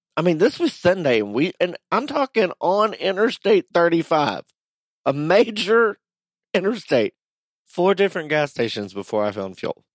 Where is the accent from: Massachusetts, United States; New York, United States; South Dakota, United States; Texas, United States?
Texas, United States; moved away; there was no gas in my hometown. When I left for San Antonio